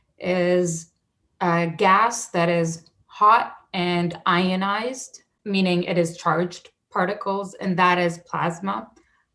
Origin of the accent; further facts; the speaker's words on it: Saudi Arabia; moved away; when I was a kid, I grew up in Saudi Arabia